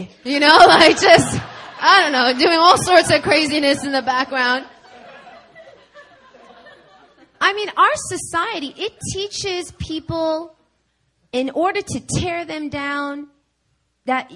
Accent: New York, United States; moved away; I'm from New York

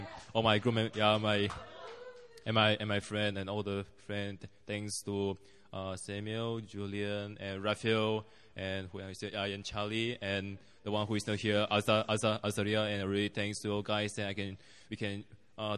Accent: Malaysia; moved away as an adult; now in South Korea; I'm from Malaysia

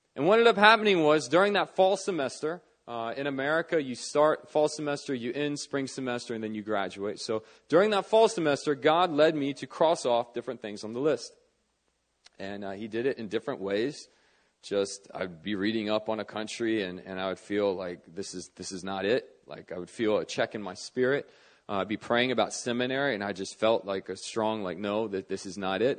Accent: Northern Virginia, United States; moved away as an adult; now in Seoul, South Korea; I grew up in Northern Virginia

